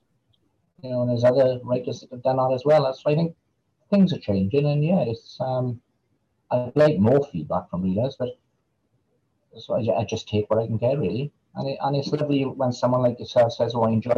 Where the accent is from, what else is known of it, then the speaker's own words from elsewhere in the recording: Wales, United Kingdom; accent: Valleys; my accent probably sounds really deep Welsh to you because I've got what's called a Valleys accent